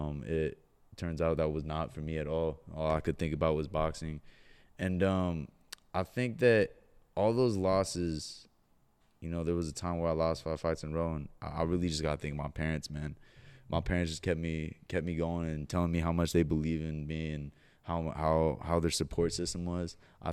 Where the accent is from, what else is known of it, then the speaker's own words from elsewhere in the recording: Huntington Beach, California, United States; I grew up in Huntington Beach, California.